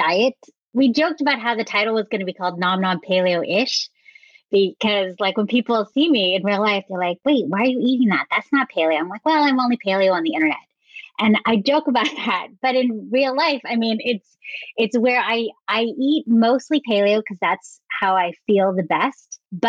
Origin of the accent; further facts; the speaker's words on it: San Francisco Bay Area, California, United States; growing up in the San Francisco Bay Area